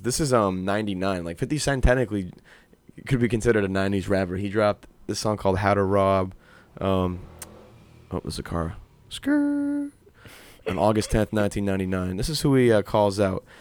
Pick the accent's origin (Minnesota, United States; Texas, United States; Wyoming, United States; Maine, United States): Maine, United States; Old Orchard Beach; born or raised there